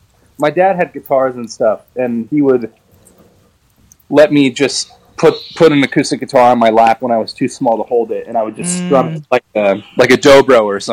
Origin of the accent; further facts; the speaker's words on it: Cotati, California, United States; I grew up in Sonoma County in California. And I was like born and raised. My mom and my dad had a house. They bought a house in Cotati, California, which is pretty much in the heart of Sonoma, right on Highway 101.